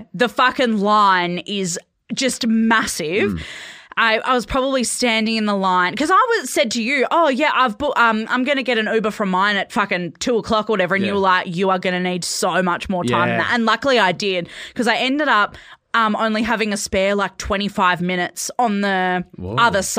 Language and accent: English; Perth, Western Australia, Australia; moved away; So I grew up in Perth.